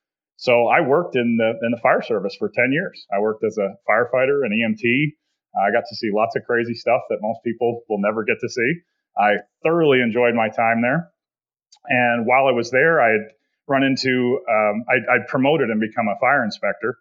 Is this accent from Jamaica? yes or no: no; Canada; moved away as an adult; also born or lived in Slovakia; I grew up in Canada